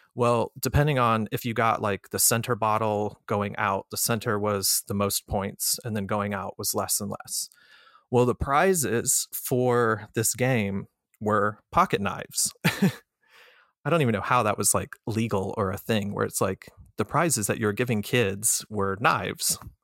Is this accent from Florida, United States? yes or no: yes; Florida, United States; moved away as an adult; also born or lived in Colorado / Chicago; I was born in Colorado, and my parents separated, and when I was about two, and my mother and I moved from Colorado to Florida. So, when I was growing up in Florida